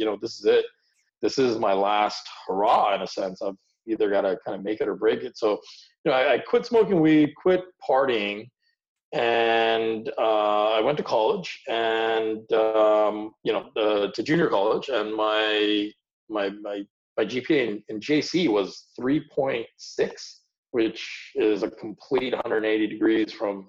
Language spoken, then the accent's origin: English; United States; born or raised there; English is a second language; also born or lived in India